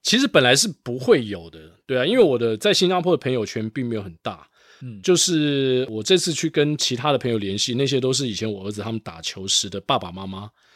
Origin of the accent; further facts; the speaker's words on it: Taiwan; also born or lived in Singapore; 我们台湾人